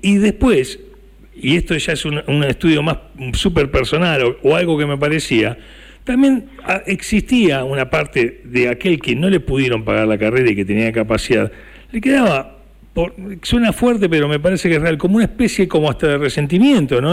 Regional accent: Buenos Aires, Argentina; moved away as an adult; now in Necochea, Argentina; yo soy de Buenos Aires

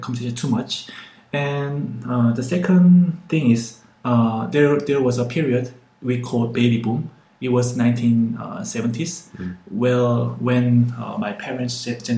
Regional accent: Busan, South Korea; also born or lived in Seoul; I'm from Korea. I was living in Seoul, but my hometown is Busan.

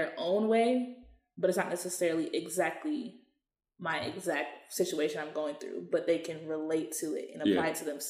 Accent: Atlanta, Georgia, United States; I'm from Atlanta, Georgia

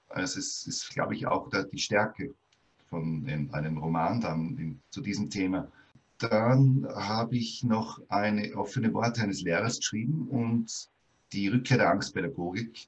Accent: Austria; bei uns in Österreich

